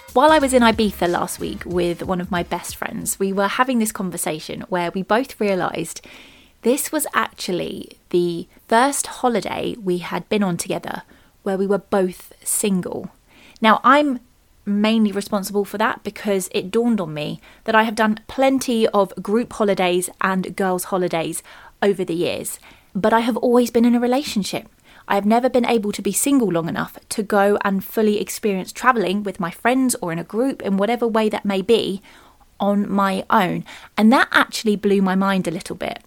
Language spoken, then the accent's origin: English; United Kingdom